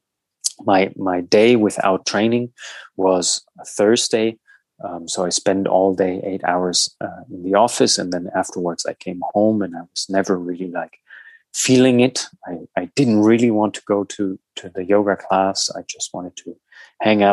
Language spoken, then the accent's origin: English; Southern Germany, Germany; moved away as an adult; also born or lived in Berlin / United States; from my hometown in the south of Germany